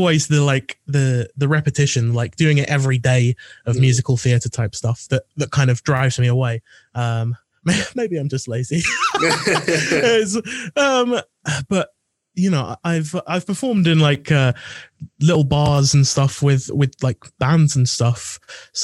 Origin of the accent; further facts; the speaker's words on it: Essex, East of England, United Kingdom; I'm from Essex, which is considered less so